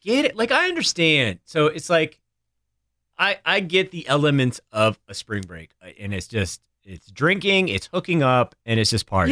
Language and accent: English; New Hampshire, United States; moved away; growing up in New Hampshire, my, my mom's family was in Ohio and my dad's family was in Connecticut